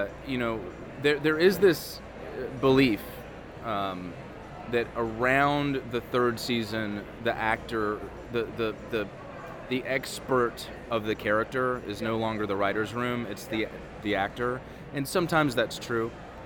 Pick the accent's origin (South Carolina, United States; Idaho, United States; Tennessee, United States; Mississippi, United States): Tennessee, United States; I grew up in Tennessee